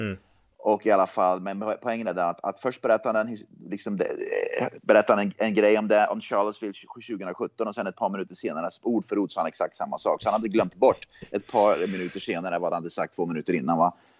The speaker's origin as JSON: {"language": "Swedish", "town": "Hagfors", "region": "Värmland", "country": "Sweden", "tie": "born or raised there", "said": "jag växte upp i Hagfors"}